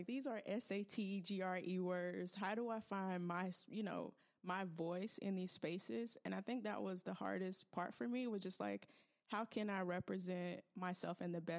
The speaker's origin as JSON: {"language": "English", "region": "the South", "country": "United States", "moved": "yes", "said": "I'm from the South, originally from like a really rural area"}